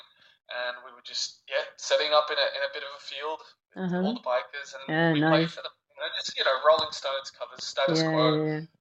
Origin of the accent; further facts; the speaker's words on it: Australia; moved away; also born or lived in France; myself and my brother, we grew up, we grew up in Australia, but we lived in France for a long time